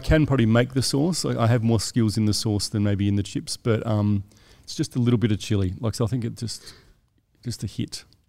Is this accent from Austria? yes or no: no; South Australia, Australia; moved away as an adult; now in Sydney, Australia; I'm from South Australia, so I moved here